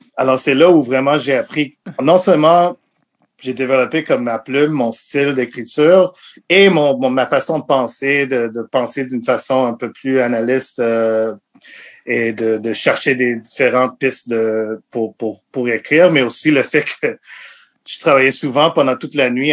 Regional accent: Montreal, Quebec, Canada; French is a second language; Je viens de Montréal. Je suis né à Montréal

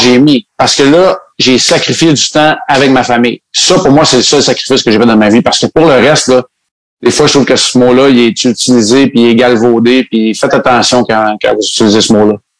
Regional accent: Montreal, Quebec, Canada; moved away; also born or lived in Saguenay / Chicoutimi; Je viens quand même de Montréal

